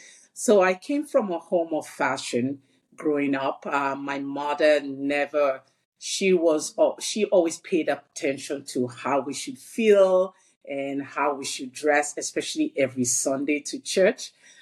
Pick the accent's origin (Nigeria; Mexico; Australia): Nigeria; Lagos; moved away as an adult; also born or lived in London, England; now in Toronto, Canada; So I am originally from Lagos. I'm originally from Nigeria in Africa.